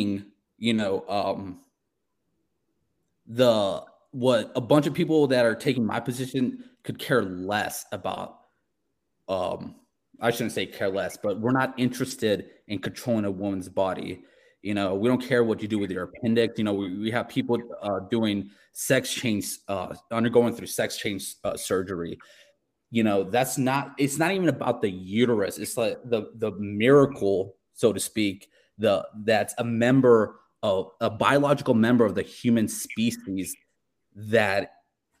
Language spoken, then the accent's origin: English; South Carolina, United States; I'm an atheist that was, you know, born and raised in South Carolina